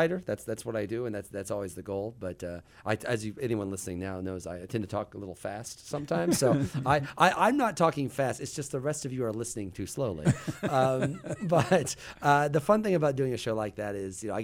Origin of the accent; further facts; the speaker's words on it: Mattoon, Illinois, United States; moved away; also born or lived in Athens, Georgia; Roger Ebert was my hero growing up in Mattoon